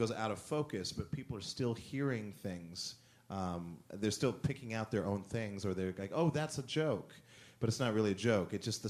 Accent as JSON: {"language": "English", "region": "Montana", "country": "United States", "tie": "born or raised there", "also_born_or_lived": "Germany / Spain / Italy", "said": "then I was born in Germany, so we moved like Germany, Spain, Italy, and that's it. And my mother was French, so I heard a lot of different languages as a kid. And then growing up in Montana was like this perfect."}